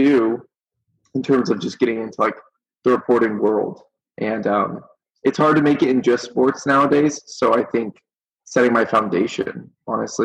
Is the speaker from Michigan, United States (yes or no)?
no; San Diego, California, United States; also born or lived in Vancouver, Canada; I'm originally, even though I grew up in San Diego, I'm originally from Vancouver, Canada. So I was born there